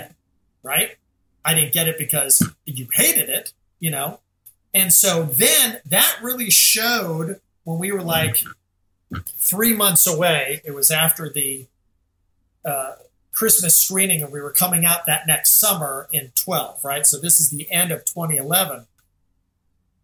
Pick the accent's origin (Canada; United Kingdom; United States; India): United Kingdom; Scotland; I'm Scottish